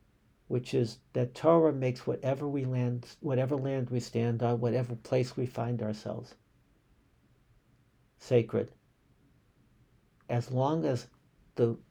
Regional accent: United States; moved away; also born or lived in Israel; as an American Jew, as a diaspora Jew.

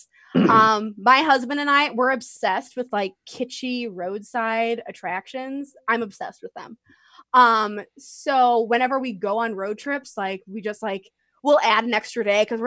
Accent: Northeast, United States; I'm from the Northeast and I've been to more places in the Northeast than anywhere else.

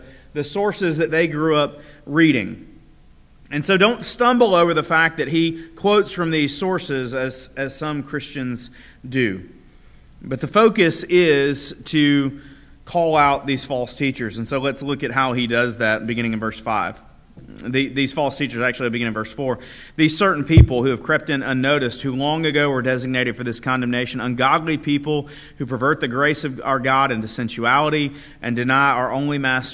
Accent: Huntsville, United States; now in Abbeville; in the home I grew up in Huntsville

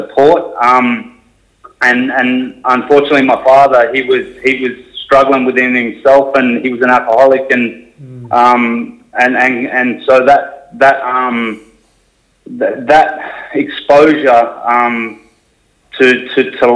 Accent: Sydney, New South Wales, Australia; moved away; I grew up southwest of Sydney in a place called Mount Pritchard. It's out near Liverpool

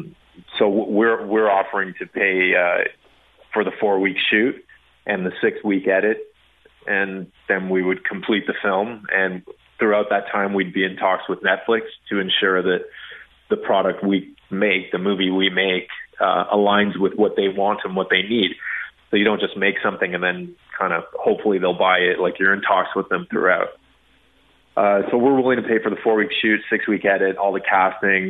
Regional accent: Ottawa, Ontario, Canada; I'm an Ottawa guy

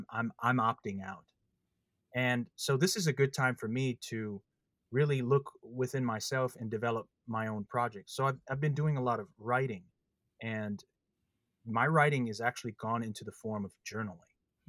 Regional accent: Midwest, United States; But growing up in the Midwest, that's what helped me understand the passing of time.

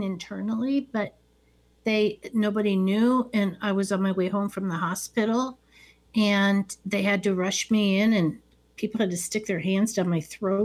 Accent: Cincinnati, Ohio, United States; born or raised there

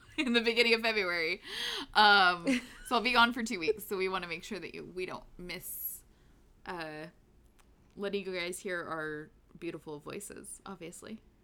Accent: United States; we are American

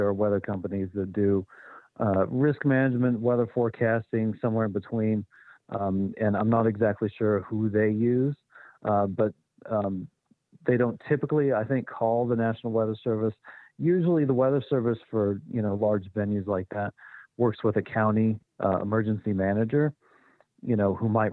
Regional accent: western Kansas, United States; moved away; When I was a preteen, I would jump on our one-story house and watch thunderstorms come in western Kansas

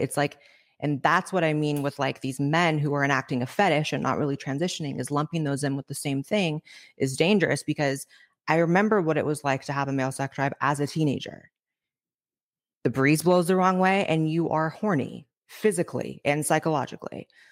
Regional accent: Northern California, United States; moved away as an adult; also born or lived in Los Angeles, United States; now in Austin, United States; I grew up in Northern California

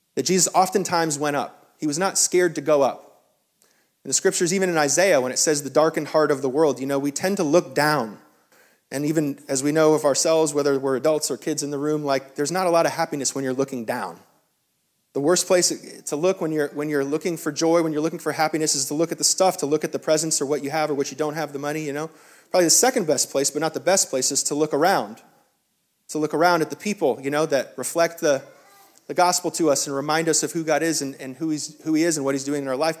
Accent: the South, United States; as a Southerner

